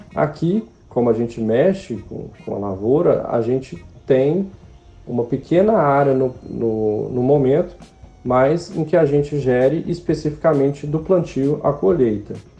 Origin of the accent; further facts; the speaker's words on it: Minas Gerais, Brazil; moved away; como mineiro